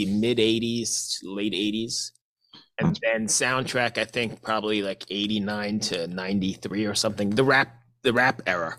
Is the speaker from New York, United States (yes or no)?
yes; New York, United States; moved away as an adult; I grew up in New York as well. I spent the first, 28 years of my life there.